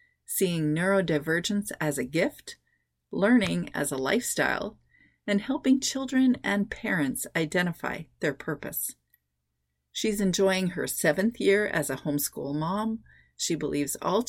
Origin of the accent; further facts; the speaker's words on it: Canada; I'm Canadian